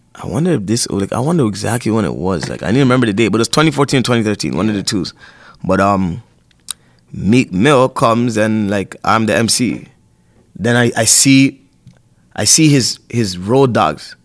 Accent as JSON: {"language": "English", "town": "Toronto", "region": "Ontario", "country": "Canada", "tie": "born or raised there", "said": "I was born at Sentinel Finch"}